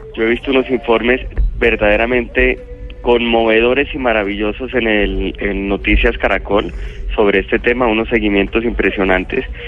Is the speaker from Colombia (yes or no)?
yes; Colombia